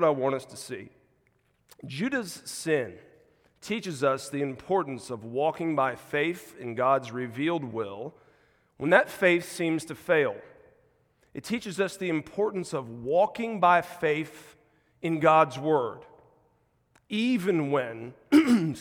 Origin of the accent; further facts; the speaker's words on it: South Carolina, United States; moved away as an adult; also born or lived in Mississippi; now in Chattanooga, United States; Grown up most of my life in South Carolina and Deep South